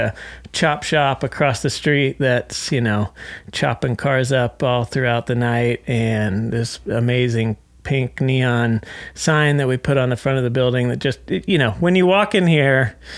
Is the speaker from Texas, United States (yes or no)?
yes; Fort Worth, Texas, United States; moved away as an adult; also born or lived in New York; now in Dallas, United States; I'm originally from Fort Worth